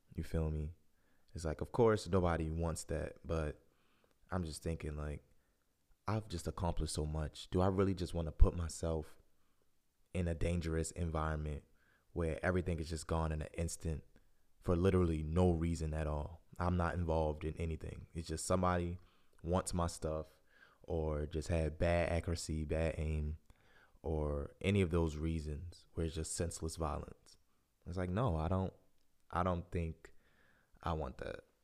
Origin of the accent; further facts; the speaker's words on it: Baltimore, Maryland, United States; moved away as an adult; I was born and raised in Baltimore.